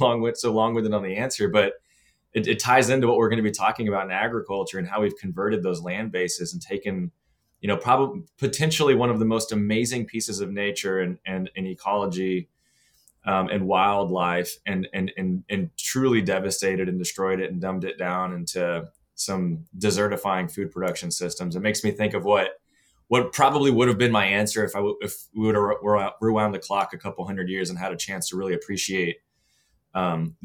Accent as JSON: {"language": "English", "town": "Austin", "region": "Texas", "country": "United States", "tie": "born or raised there", "said": "growing up in Texas, I actually grew up here in Austin"}